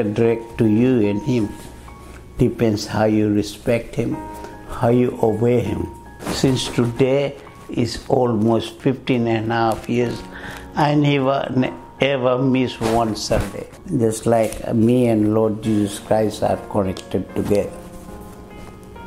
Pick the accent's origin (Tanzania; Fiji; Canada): Fiji; moved away; I'm from Fiji Island. They call me FBI. A Fiji born Indian.